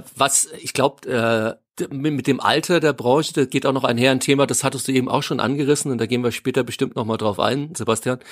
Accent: near Freigericht, Hesse, Germany; aus dem Nachbarort, wo ich aufgewachsen bin

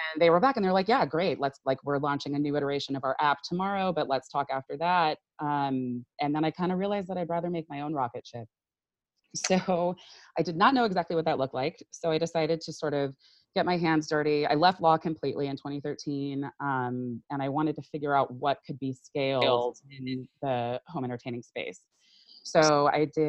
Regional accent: Silicon Valley, California, United States; I grew up in Silicon Valley

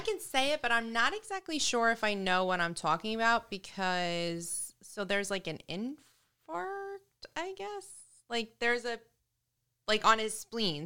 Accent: New York, United States; now in New Jersey, United States; From New York

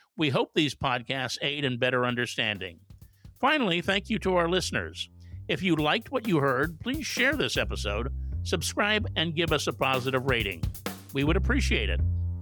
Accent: San Francisco, California, United States; my hometown of San Francisco.

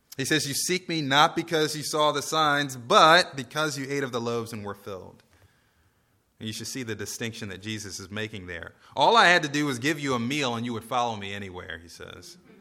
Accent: United States; as American Christians

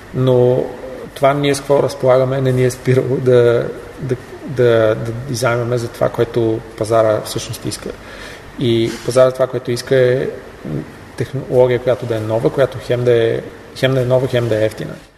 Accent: Bulgaria; съм от България

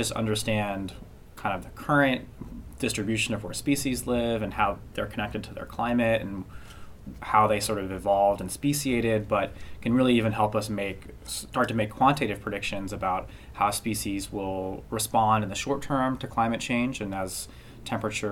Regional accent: Santa Fe, New Mexico, United States; moved away as an adult; also born or lived in the West; I'm from Santa Fe, New Mexico. It's where I was born and grew up and went to high school

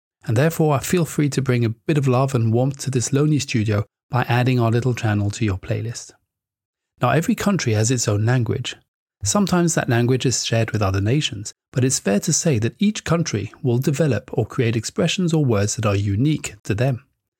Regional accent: United Kingdom; now in Taiwan; the UK, my home country.

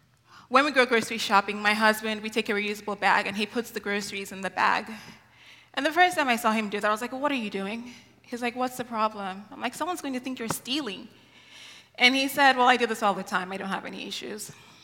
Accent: Nigeria; And it took me 12 years to realize this because I grew up in Nigeria.

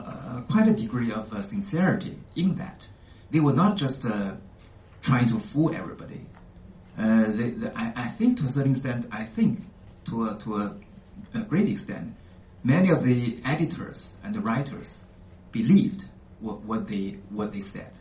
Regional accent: China; moved away as an adult; I came from China originally.

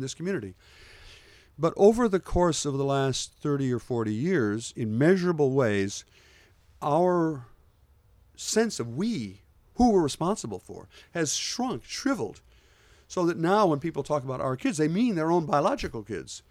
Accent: Port Clinton, Ohio, United States; moved away; When I was growing up in Port Clinton

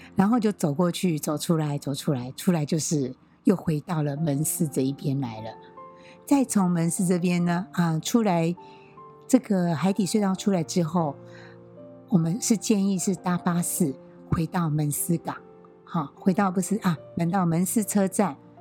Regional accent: Taiwan; 身为台湾人

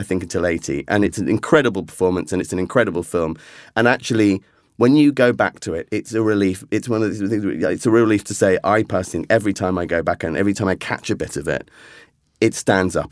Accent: England, United Kingdom; as an Englishman

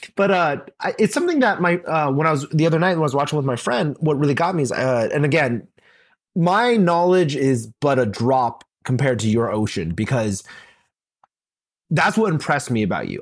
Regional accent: Texas, United States; I grew up in the South, in Texas, the good old state of Texas

